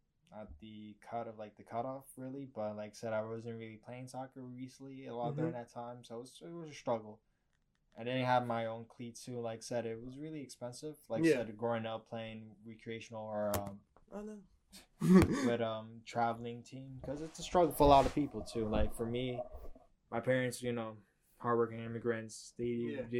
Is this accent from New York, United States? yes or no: yes; New York City, New York, United States